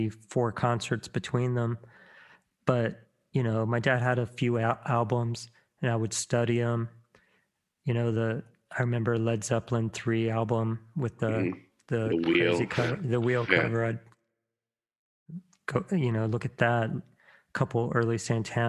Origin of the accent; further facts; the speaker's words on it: Virginia Beach, Virginia, United States; I grew up in Virginia Beach